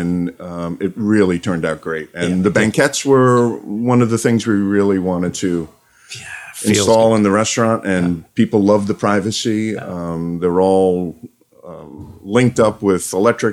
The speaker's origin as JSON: {"language": "English", "town": "New York City", "region": "New York", "country": "United States", "tie": "born or raised there", "also_born_or_lived": "Lower Westchester County", "said": "I was born and raised in Brooklyn in Park Slope"}